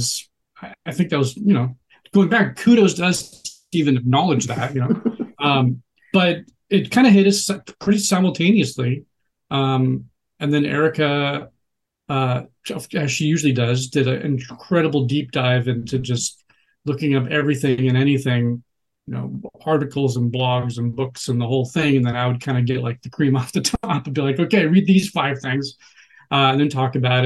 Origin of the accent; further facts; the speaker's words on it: Seattle, Washington, United States; moved away as an adult; also born or lived in Tallahassee, Florida / Los Angeles; I'm actually from Seattle